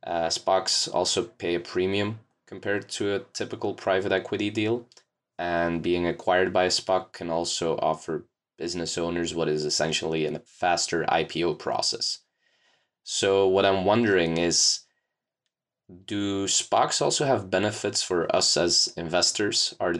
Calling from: Belgium; Hello, Scott. … from Belgium, and I would love to hear your thoughts on special purpose acquisition companies.

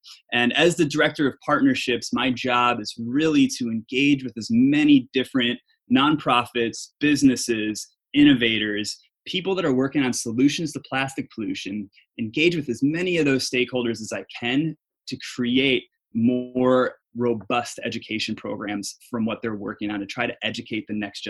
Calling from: Los Angeles, California, United States; I'm calling in from Mar Vista, California, or as some people might call it, Venice East.

